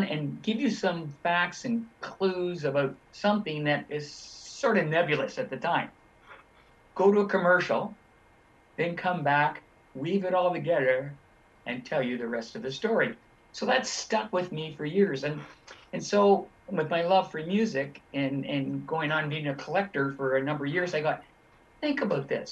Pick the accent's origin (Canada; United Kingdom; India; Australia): Canada; Toronto, Ontario; I grew up in Toronto